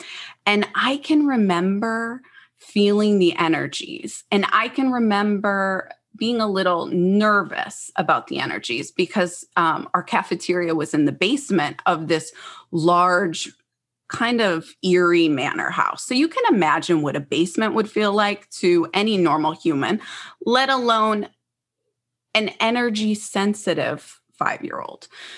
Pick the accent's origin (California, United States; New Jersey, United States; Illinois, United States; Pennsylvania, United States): New Jersey, United States; Freehold; I'm originally from the New Jersey, Philadelphia area. And as a little girl, I lived in Freehold, New Jersey.